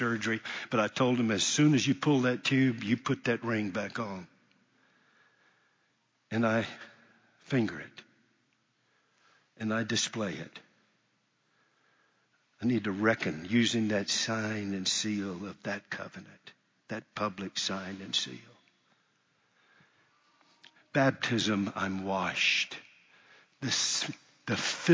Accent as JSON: {"language": "English", "country": "United States", "said": "I'm an American"}